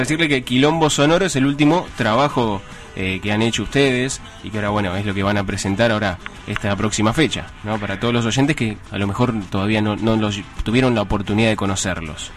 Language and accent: Spanish; Hurlingham, Buenos Aires Province, Argentina; yo soy de Burlingame, estoy ahí pegadito